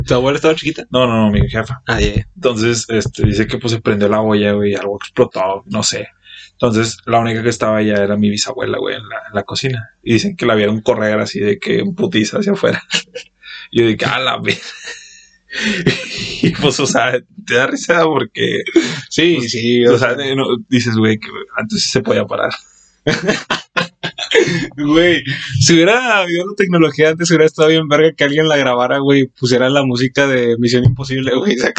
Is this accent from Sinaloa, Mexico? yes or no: no; Monterrey, Nuevo León, Mexico; somos regios